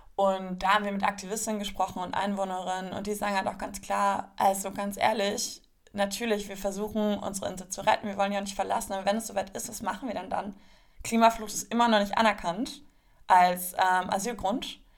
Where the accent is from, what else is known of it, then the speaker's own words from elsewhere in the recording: Berlin, Germany; Ich komme aus Berlin